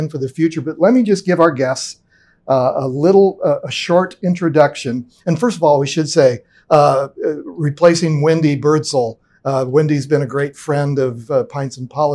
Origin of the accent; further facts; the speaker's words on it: Ogallala, Nebraska, United States; I graduated from high school in Ogallala